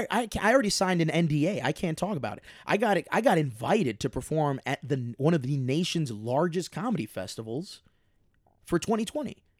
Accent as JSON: {"language": "English", "town": "Chicago", "region": "Illinois", "country": "United States", "said": "I'm from Chicago"}